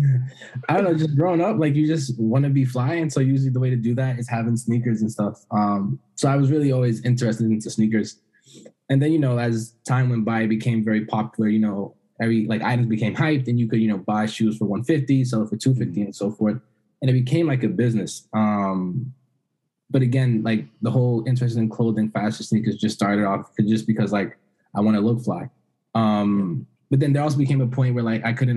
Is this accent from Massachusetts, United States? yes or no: yes; Brockton, Massachusetts, United States; moved away as an adult; also born or lived in Boston, Massachusetts; now in Washington, D.C., United States; I'm originally from Boston, Massachusetts. That's where I did most of my schooling. However, I grew up a little bit, I grew up like my home and stuff outside of Boston in Brockton